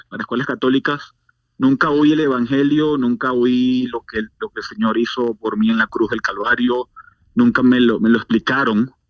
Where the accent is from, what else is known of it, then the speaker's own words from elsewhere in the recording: Venezuela; also born or lived in Maturín; nací en Venezuela, en una ciudad del, del, noreste del país que se llama una ciudad de, de Maturín. Eh, pero, pero yo viví en muchos lugares de Venezuela a causa del trabajo de mi papá.